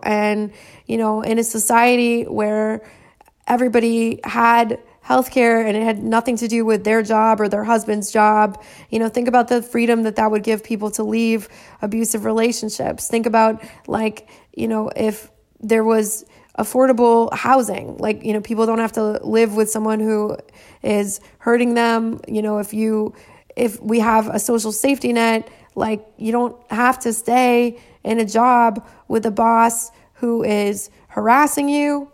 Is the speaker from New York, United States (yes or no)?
no; California, United States; I am from California